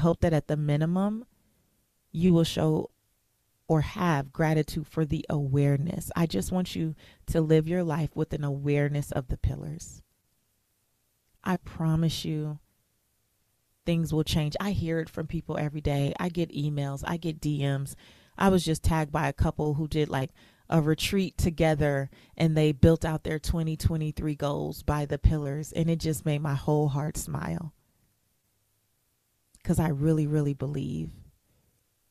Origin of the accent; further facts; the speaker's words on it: United States; I was born in America